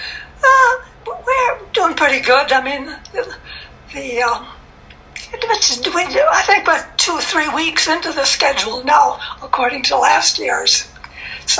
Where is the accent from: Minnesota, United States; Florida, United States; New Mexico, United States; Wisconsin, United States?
Minnesota, United States; now in Atlanta, United States; I'm from Minnesota.